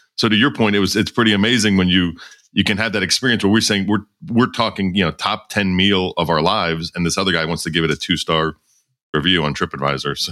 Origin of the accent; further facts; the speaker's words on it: Philadelphia, Pennsylvania, United States; I was from Philadelphia